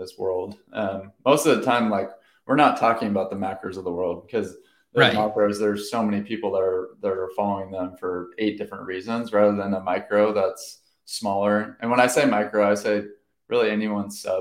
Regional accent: Orange County, California, United States; I'm from Orange County

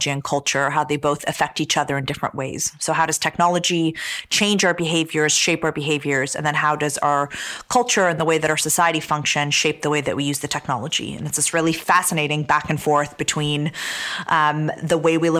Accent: Canada; also born or lived in Damascus, Syria / Toronto, Canada; I was born in Damascus, Syria, and my parents immigrated to Canada, to Toronto in 1989. And I grew up in Canada

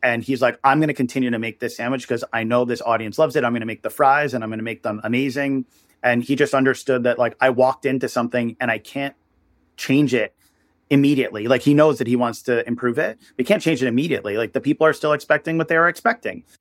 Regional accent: New York area, United States; I'm from the New York area

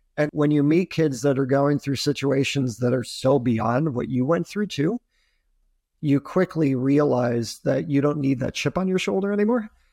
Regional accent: Adirondacks, upstate New York, United States; also born or lived in Poughkeepsie; I grew up in upstate New York, so I grew up in the Adirondacks

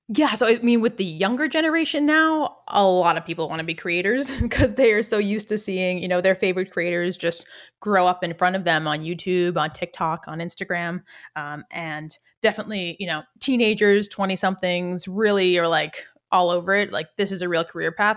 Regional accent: outside Boston, Massachusetts, United States; I grew up outside Boston

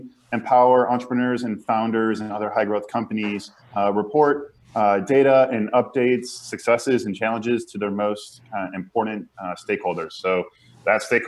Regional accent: Chicago suburbs, Illinois, United States; moved away as an adult; also born or lived in Indiana / San Francisco; I grew up in the Midwest in the Chicago suburbs and went to Indiana

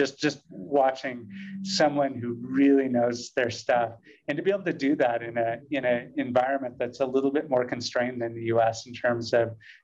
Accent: United States; as an American

